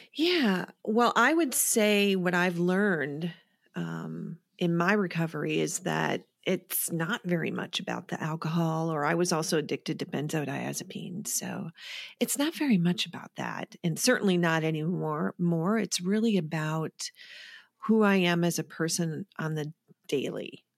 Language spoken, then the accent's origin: English; Wisconsin, United States; moved away as an adult; I'm from Wisconsin